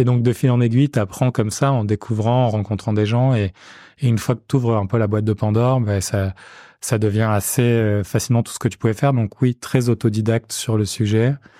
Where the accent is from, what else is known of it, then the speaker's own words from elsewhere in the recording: Marseille, Provence-Alpes-Côte d'Azur, France; moved away as an adult; je suis né, j'ai grandi à Marseille